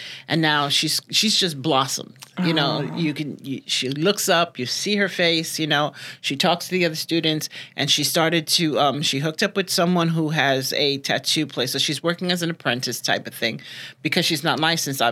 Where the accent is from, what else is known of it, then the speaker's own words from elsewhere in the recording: New York City, New York, United States; moved away as an adult; now in Florida, United States; I am born and raised in Brooklyn, New York